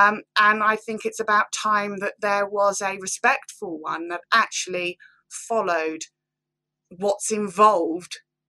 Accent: Banbury, South East England, United Kingdom; from Banbury, Oxfordshire

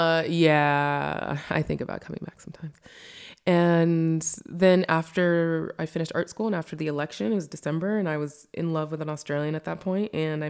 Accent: United States; I was born and raised in the States, and we moved around frequently, like every 3 years within the States.

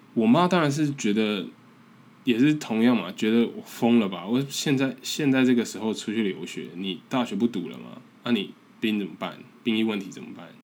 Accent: Taiwan; accent: strong Taiwanese accent; moved away as an adult; also born or lived in North America; 我的英文其实很不好，而且我的腔调啊 也很重，台湾腔常常， 常常被笑

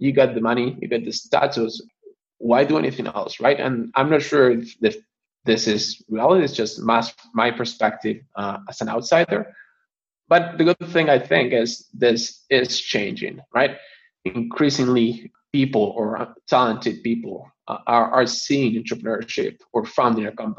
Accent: Argentina; moved away; I'm born and raised in Argentina

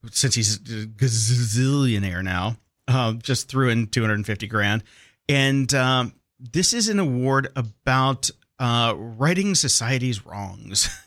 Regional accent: Barcelona, Catalonia, Spain; I don't have a Spanish accent, I don't have a Spanish accent. I'm from Barcelona.

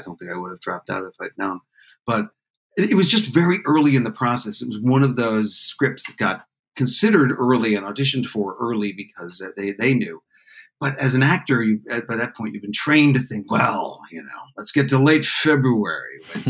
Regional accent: Canada; I was just down from Canada. I didn't know that many people.

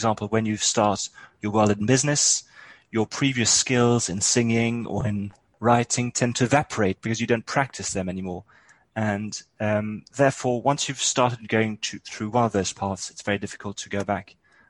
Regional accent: France; My parents were actually British and they brought me up in France.

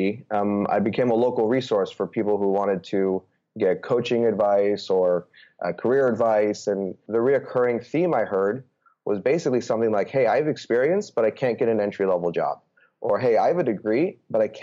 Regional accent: Bay Area, California, United States; moved away as an adult; also born or lived in New York / Chicago / Austin / Los Angeles; I'm actually originally from the Bay Area. Grew up playing sports

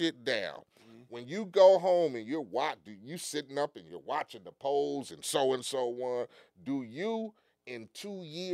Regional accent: Compton, California, United States; when I grew up in Compton

